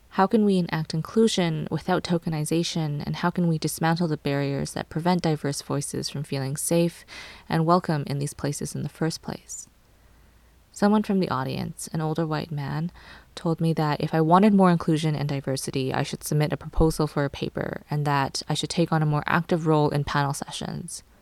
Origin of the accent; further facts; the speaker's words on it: Canada; I am Cantonese Canadian and part of the Hong Kong diaspora.